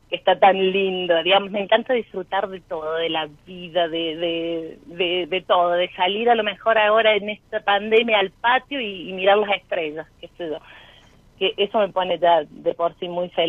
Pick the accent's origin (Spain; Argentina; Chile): Argentina; Villa Mercedes, San Luis; De Villa Mercedes, de San Luis.